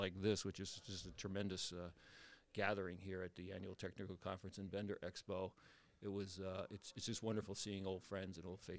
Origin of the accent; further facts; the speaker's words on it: New Jersey, United States; moved away as an adult; now in New Hampshire, United States; I was raised in New Jersey, and I went to Rutgers College of Engineering